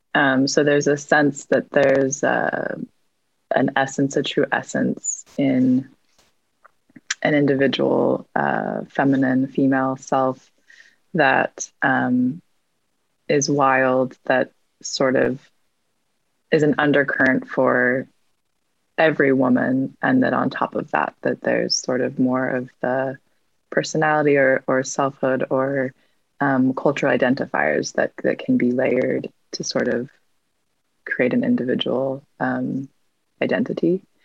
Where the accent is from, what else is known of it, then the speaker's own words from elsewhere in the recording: Salt Lake City, Utah, United States; I grew up in Salt Lake and I currently live in Salt Lake as well.